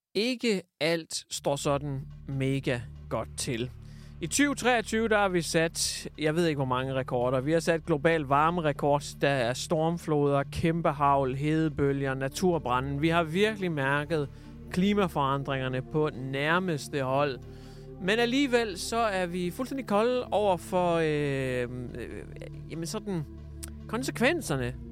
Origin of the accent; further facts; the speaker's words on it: Hjørring, North Denmark Region, Denmark; min hjemby Jøring, som lige ligger øh, 60 km nord for Aalborg.